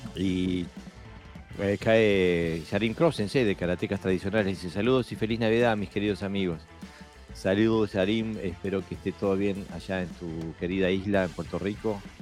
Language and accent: Spanish; Montevideo, Uruguay; Montevideo, mi ciudad natal